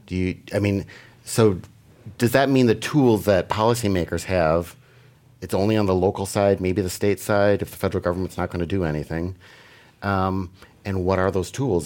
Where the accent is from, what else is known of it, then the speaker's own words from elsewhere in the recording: Green Bay, Wisconsin, United States; moved away; when I was a little child growing up in Green Bay, Wisconsin